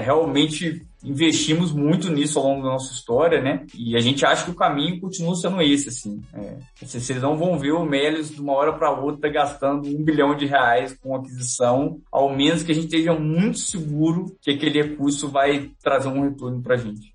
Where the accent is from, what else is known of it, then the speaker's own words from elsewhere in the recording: Minas Gerais, Brazil; como bons mineiros